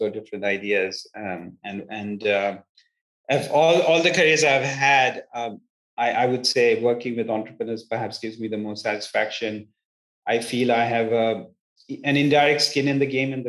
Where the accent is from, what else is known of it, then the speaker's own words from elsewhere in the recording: India; moved away as an adult; also born or lived in England / United States; now in Palo Alto, United States; I was born in England, brought up in India, did my grad studies in the United States and have lived in three separate continents for significant periods of my life and time.